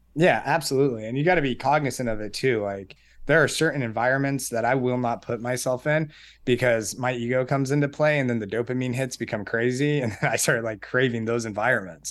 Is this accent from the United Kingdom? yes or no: no; Colorado Springs, Colorado, United States; I was born and raised in Colorado Springs.